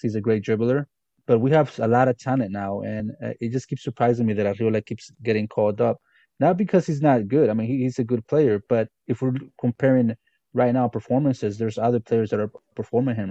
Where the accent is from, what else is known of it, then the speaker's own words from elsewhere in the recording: Guatemala; I'm from Guatemala